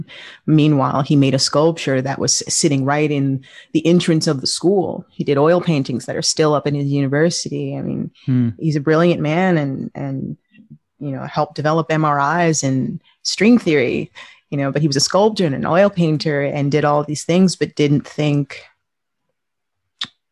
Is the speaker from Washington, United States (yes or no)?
no; New York, United States; I grew up in New York